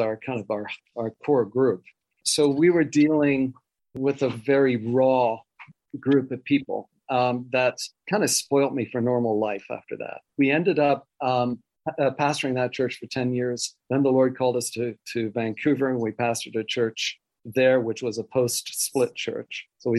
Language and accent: English; Switzerland; born there; also born or lived in Wales; I was born in Switzerland of missionary parents, went to boarding school in Wales for 9 years.